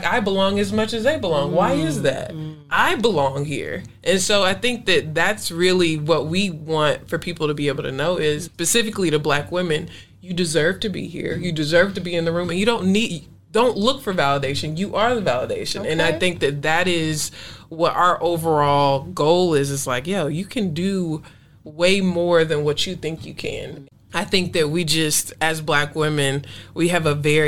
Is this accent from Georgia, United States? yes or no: yes; Atlanta, Georgia, United States; I'm from Atlanta